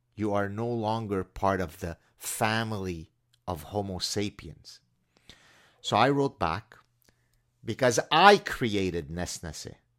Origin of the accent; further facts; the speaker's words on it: Lebanon; moved away; my cousin, who was my closest friend growing up in Lebanon